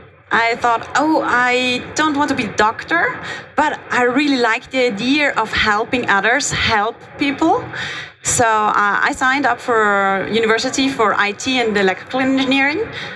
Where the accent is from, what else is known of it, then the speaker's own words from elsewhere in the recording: Austria; now in Germany; I'm from Austria, okay. But I live in Germany.